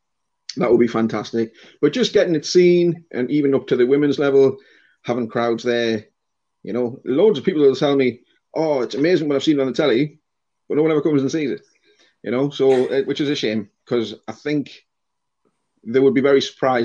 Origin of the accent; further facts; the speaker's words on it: Accrington, North West England, United Kingdom; I was brought up kind of in Accrington, which is a little village away away from the ground.